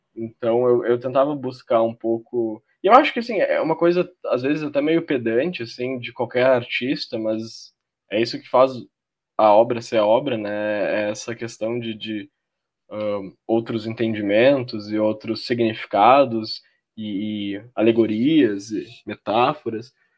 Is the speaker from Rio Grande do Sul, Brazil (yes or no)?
yes; Porto Alegre, Rio Grande do Sul, Brazil; eu sou de Porto Alegre, né, do Rio Grande do Sul